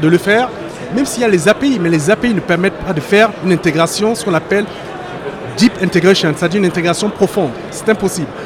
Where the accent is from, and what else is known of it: France; also born or lived in Cameroon (origin/ancestry)